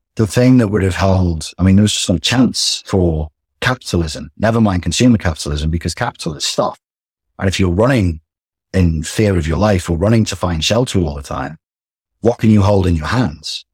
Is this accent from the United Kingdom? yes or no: yes; England, United Kingdom; we're English